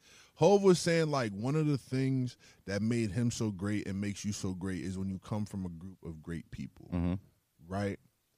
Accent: Brooklyn, New York, United States; born there; New York for me, because like I was born in Brooklyn.

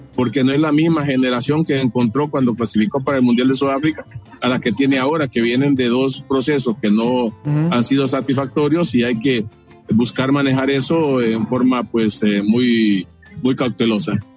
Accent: Honduras; como hondureño

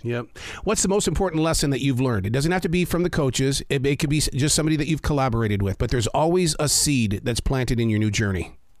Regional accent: Montana, United States; I grew up in the state of Montana

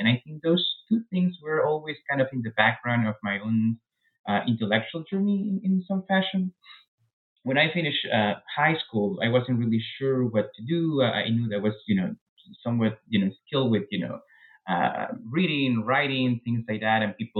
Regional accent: Peru; English is a second language; moved away as an adult; now in United States; I was born in Peru, raised in Peru, and I really stayed in Peru until I was 26 or so when I came to the U.S. for grad school.

